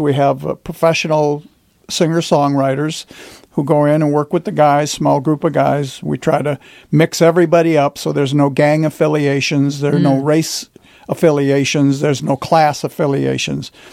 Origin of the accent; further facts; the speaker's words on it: Detroit, Michigan, United States; as a boy growing up in Detroit